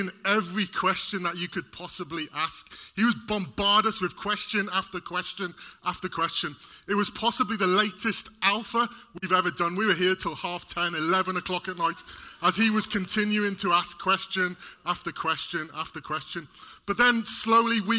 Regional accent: Welsh, Wales, United Kingdom; Being Welsh

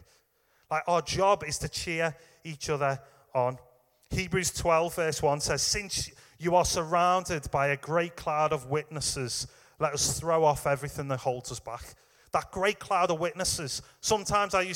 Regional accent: England, United Kingdom; we're English.

